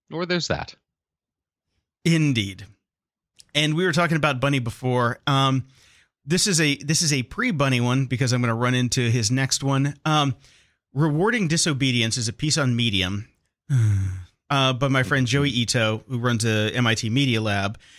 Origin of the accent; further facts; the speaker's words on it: Barcelona, Catalonia, Spain; I don't have a Spanish accent, I don't have a Spanish accent. I'm from Barcelona.